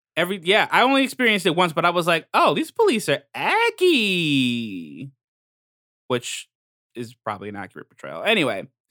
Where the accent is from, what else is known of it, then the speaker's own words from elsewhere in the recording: New York, United States; as a New Yorker